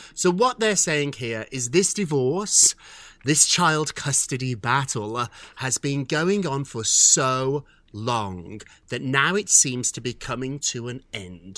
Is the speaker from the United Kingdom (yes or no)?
yes; United Kingdom; I'm British too